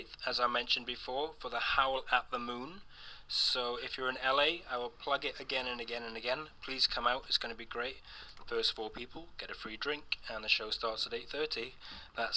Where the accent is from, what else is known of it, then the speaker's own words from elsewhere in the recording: United Kingdom; accent: British; moved away; my British accent